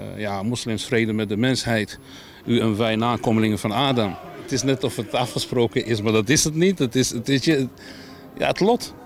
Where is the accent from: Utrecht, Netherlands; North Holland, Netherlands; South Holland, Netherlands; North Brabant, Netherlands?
Utrecht, Netherlands; ons karakter als Utrechter